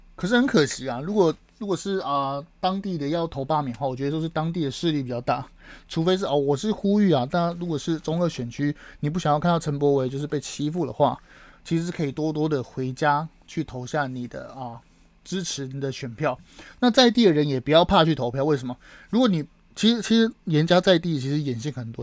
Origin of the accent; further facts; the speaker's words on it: Taiwan; 我身为台湾人